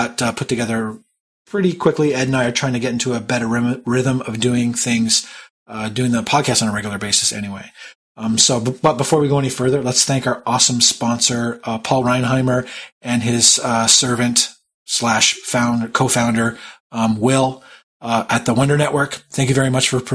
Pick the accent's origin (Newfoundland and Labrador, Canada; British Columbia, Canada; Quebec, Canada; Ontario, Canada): Ontario, Canada; Toronto; my hometown of Toronto